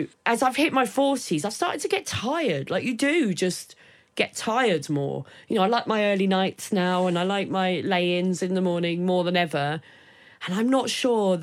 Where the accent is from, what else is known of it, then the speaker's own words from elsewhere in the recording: Maidstone, South East England, United Kingdom; also born or lived in Sidcup; I was born in Sidcup, so I sort of started that in, but then moved to, Maidstone